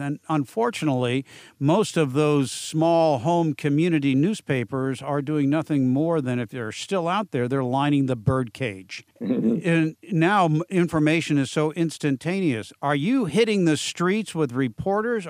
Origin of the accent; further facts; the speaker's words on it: San Diego, California, United States; my hometown, Southern California, specifically San Diego